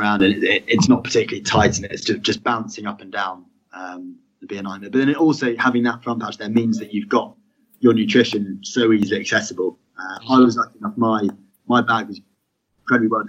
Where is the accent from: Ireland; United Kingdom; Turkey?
United Kingdom